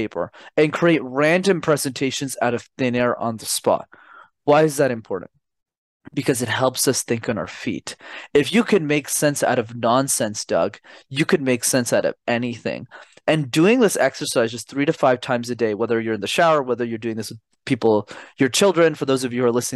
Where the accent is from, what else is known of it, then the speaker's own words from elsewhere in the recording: Montreal, Quebec, Canada; I'm born and raised in Montreal. So I'm a Canadian born citizen, okay. But my parents immigrated from Sri Lanka in the early 90s